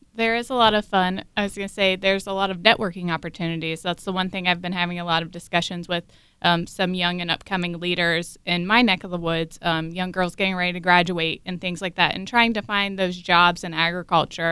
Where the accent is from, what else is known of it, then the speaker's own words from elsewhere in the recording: Brown County, Ohio, United States; now in Stark County, United States; I'm originally from Brown County, but currently residing in Stark. I grew up on a beef and tobacco farm on the Ohio River